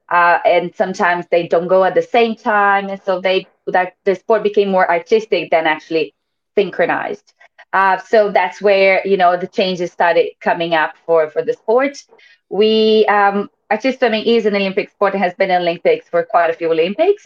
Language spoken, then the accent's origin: English; Brazil; now in Western Australia, Australia; I'm actually from Brazil